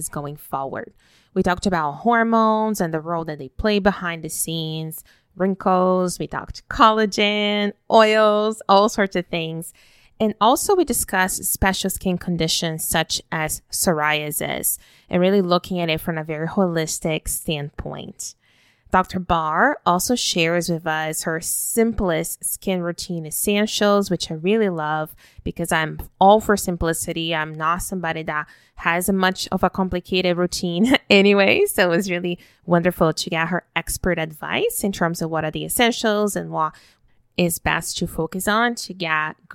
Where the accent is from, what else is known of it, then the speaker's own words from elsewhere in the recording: Brazil; now in Canada; I was born and raised in Brazil, even though I live in Canada now